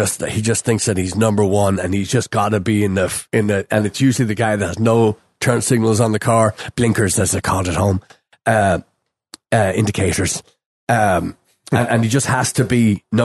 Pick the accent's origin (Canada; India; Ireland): Ireland; moved away as an adult; growing up in Ireland, we walked everywhere